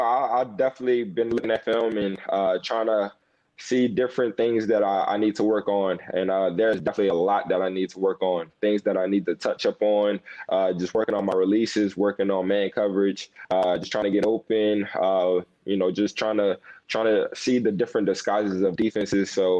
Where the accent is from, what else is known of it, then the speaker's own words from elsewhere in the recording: Louisiana, United States; a lot of us from LSU, we're from Louisiana or from New Orleans